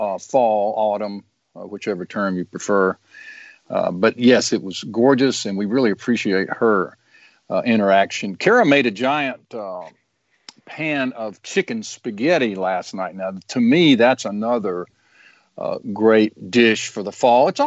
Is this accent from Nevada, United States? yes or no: no; Mississippi, United States; we're from Mississippi